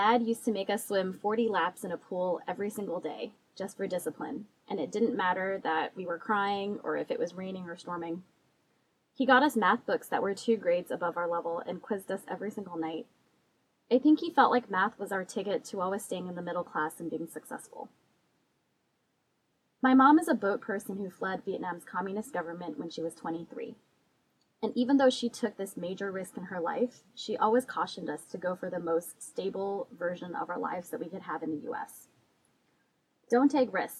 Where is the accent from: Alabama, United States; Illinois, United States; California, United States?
California, United States; I was born and raised in California.